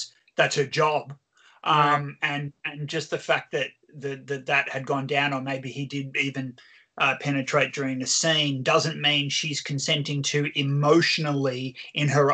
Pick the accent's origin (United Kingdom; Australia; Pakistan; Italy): Australia; I'm from Australia